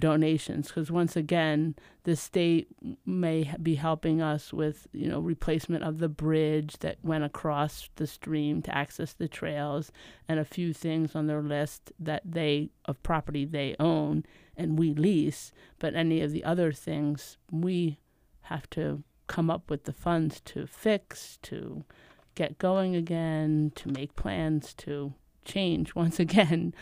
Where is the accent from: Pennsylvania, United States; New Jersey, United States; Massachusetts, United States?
Pennsylvania, United States; outside of Philadelphia; moved away as an adult; I grew up outside of Philadelphia